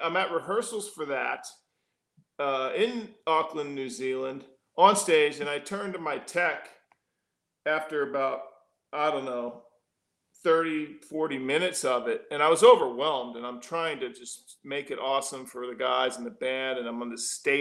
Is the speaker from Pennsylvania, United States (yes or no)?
yes; Philadelphia, Pennsylvania, United States; moved away as an adult; also born or lived in Los Angeles; now in San Antonio, United States; growing up in Philly